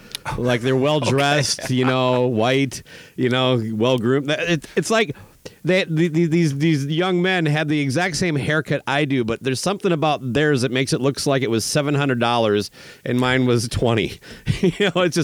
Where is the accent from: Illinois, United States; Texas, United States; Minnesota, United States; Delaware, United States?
Minnesota, United States; it's very similar to the farmers I grew up with in Minnesota